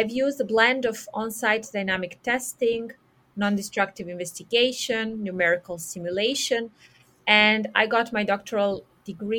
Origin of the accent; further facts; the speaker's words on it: Serbia; moved away as an adult; also born or lived in Spain / Italy; I was born and raised in Serbia, in Europe